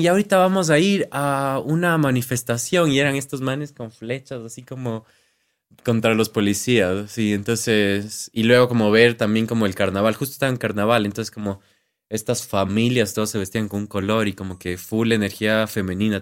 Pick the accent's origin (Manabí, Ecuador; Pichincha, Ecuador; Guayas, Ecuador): Pichincha, Ecuador; Quito; accent: Andean Spanish; Y yo así quiteño